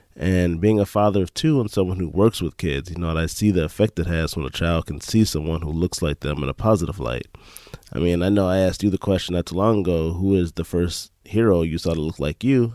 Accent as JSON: {"language": "English", "town": "Chicago", "region": "Illinois", "country": "United States", "moved": "yes", "lives_now": "Green Bay, United States", "said": "I'm actually from Chicago, but currently I live in Green Bay"}